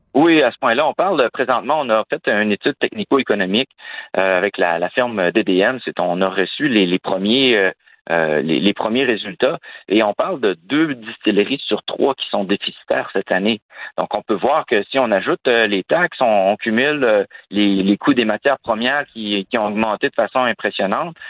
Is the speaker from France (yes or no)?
no; Quebec, Canada; chez nous, au Québec